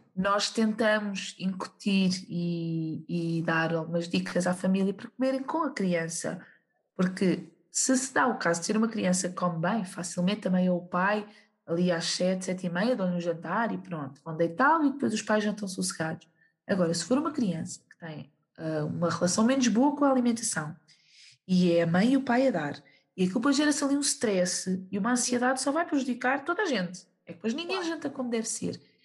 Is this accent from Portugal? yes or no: yes; Portugal; somos portugueses